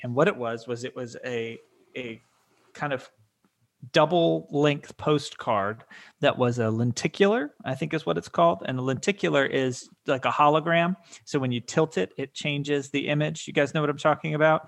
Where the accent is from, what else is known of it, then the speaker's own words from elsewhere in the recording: Atlanta, Georgia, United States; we are from the Atlanta area